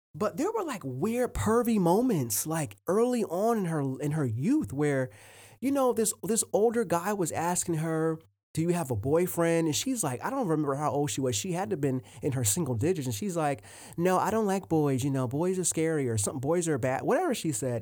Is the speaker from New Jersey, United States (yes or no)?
yes; Willingboro, New Jersey, United States; also born or lived in Port Richmond, Philadelphia, Pennsylvania; I was born in Port Richmond, Philadelphia, um, and then a, at about age four, I moved to Willingboro, New Jersey, and that's a, that's the suburbs.